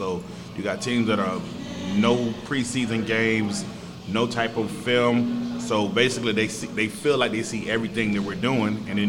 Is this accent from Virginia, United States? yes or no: yes; Virginia, United States; now in San Antonio, United States; See, I'm originally from Virginia.